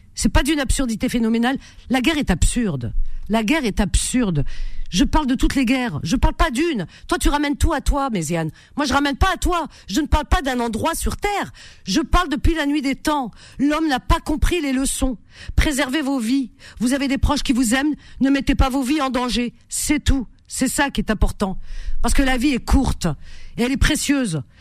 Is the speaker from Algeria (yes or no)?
yes; Cherchell, Tipaza Province, Algeria; moved away; dans ma région natale, qui est Cherchel, il y a autour de nous au moins quatre ou cinq langages différents